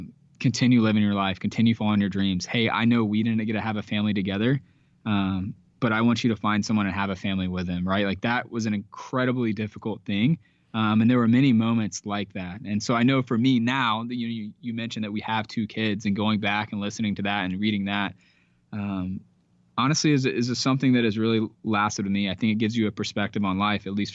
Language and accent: English; Georgia, United States; I'm from Georgia. I'm a Georgia boy